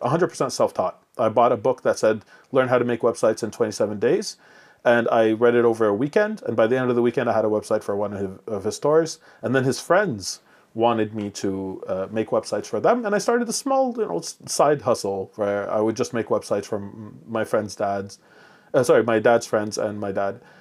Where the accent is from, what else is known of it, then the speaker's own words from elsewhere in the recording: Montreal, Quebec, Canada; English is a second language; when I came to, uh, Montreal at five years old, not speaking a word of English or French